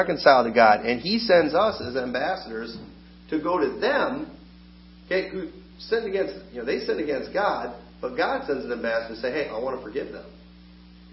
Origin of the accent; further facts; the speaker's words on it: United States; As an American